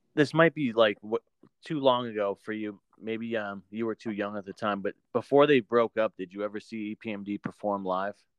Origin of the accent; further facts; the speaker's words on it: New Hampshire, United States; now in Maine, United States; I'm from New Hampshire originally, but I live in the middle of Maine now